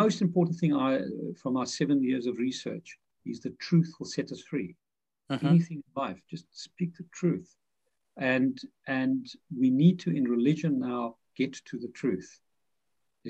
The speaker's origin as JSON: {"language": "English", "town": "Pretoria", "region": "Gauteng", "country": "South Africa", "tie": "born or raised there", "moved": "yes", "said": "I grew up in Dutch Reformed Church in Pretoria, South Africa, the heart of apartheid"}